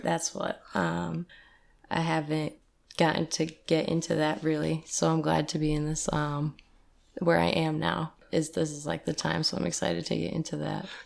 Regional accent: East Side, New York, United States; now in Detroit, United States; I'm from, uh, the New York and East Side

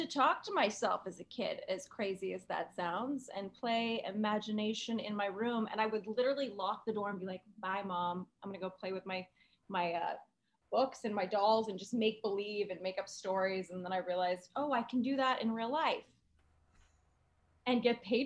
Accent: Los Angeles, California, United States; I'm from LA, so it sounds like little town. They're like little town in LA. I grew up on the West Side

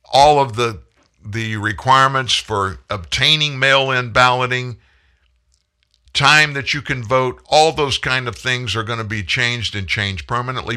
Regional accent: South Louisiana, United States; also born or lived in Franklin, Louisiana; I grew up in South Louisiana.

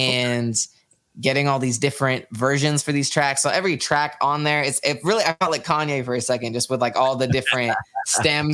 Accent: Sacramento, California, United States; I am from Sacramento, California.

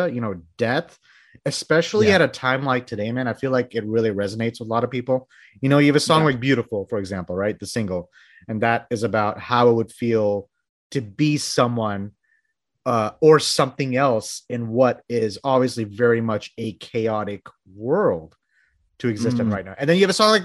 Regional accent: Bangladesh; now in United States; I'm from Bangladesh, by the way. So I moved here into the States in like the early 90s

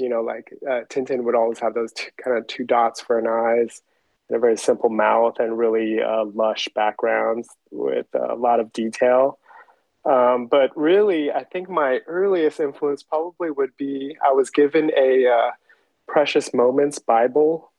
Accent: Taiwan; moved away; growing up in Taiwan

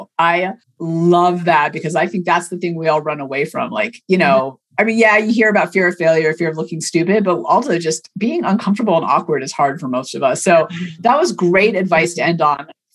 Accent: Oakland, California, United States; I grew up in Oakland in the 80s and 90s.

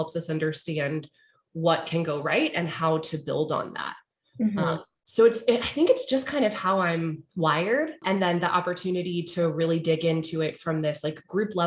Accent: Charlottesville, Virginia, United States; moved away; I grew up in Charlottesville.

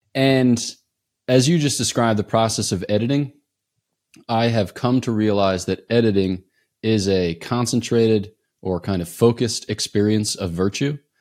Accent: East Coast, United States; I'm from the East Coast

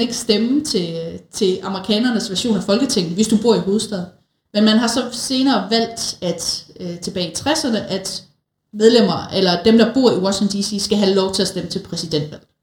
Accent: Denmark; som danskere

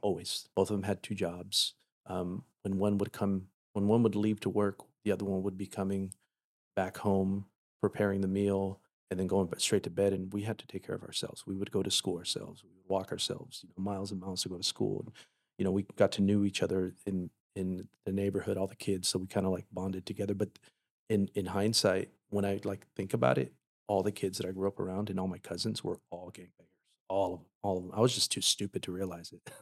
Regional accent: Paramount, California, United States; I grew up in Paramount

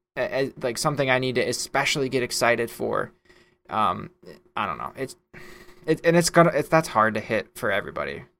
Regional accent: United States; as the American

